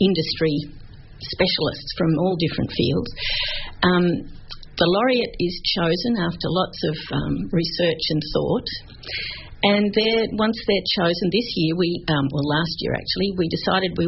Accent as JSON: {"language": "English", "country": "Australia", "said": "we're Australian"}